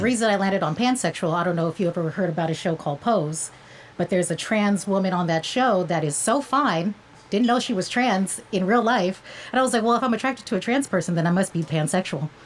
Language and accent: English; Cerritos, California, United States; also born or lived in Long Beach, California; california born and raised